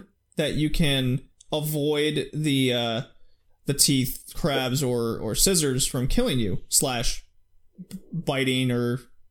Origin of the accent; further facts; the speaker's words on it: Texas, United States; growing up in Texas, where like it's super conservative